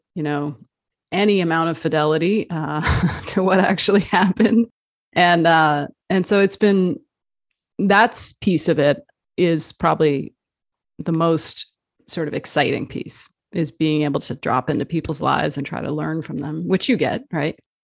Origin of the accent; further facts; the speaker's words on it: New Jersey, United States; also born or lived in Arizona; I uh, was born in Arizona. I grew up in New Jersey